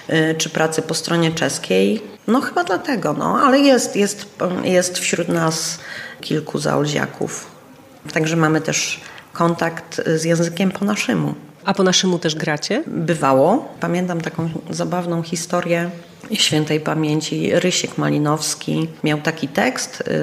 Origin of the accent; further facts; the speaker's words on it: Czechia; accent: Czech; Polish is a second language; sama siebie musiałam tam w pewnych e, e, momentach przedabingować, bo ten mój czesk